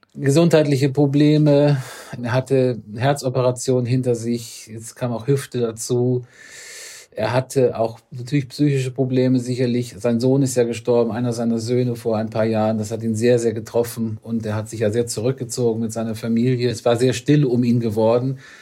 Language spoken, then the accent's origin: German; Northern Germany, Germany; Ich komme ja aus dem Norden